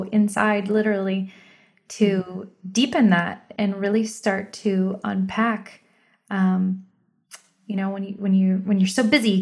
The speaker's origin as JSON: {"language": "English", "country": "United States", "tie": "born or raised there", "said": "we're American because we were born here"}